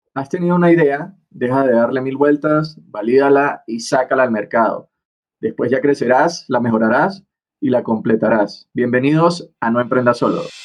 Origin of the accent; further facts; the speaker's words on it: Venezuela; moved away as an adult; now in Bogotá, Colombia; soy venezolano, estoy en este momento en Bogotá, Colombia